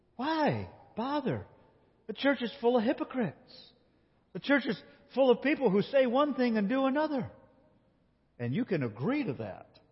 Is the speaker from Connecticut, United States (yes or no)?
no; Binghamton, New York, United States; I grew up in Binghamton, New York